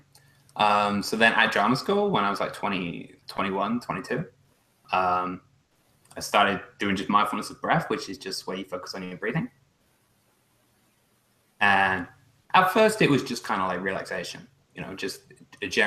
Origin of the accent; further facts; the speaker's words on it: England, United Kingdom; moved away as an adult; now in Canada; I immigrated from England to Canada